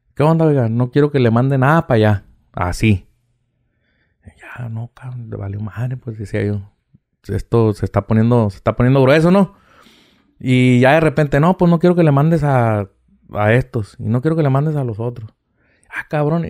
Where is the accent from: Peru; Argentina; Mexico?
Mexico; Mexicali, Baja California; de aquí soy de Mexicali